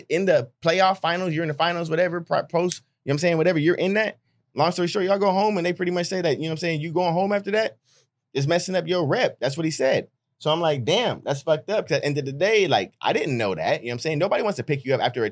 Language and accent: English; Hayward, California, United States; I'm from Hayward, but like, damn near, I don't tell people I'm from Oakland. I was born in Hayward.